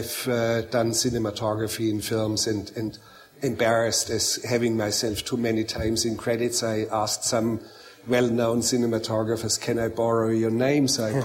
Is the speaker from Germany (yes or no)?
yes; Bavaria, Germany; English is a second language; I grew up as a boy, I grew up in Bavaria in the mountains, and I was looking after cows, and as a boy I learned how to milk cows.